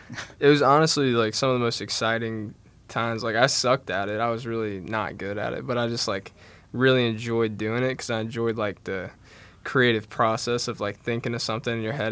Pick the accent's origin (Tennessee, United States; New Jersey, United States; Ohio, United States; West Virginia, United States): West Virginia, United States; Charleston; So I'm from Charleston, and I'm a junior this year.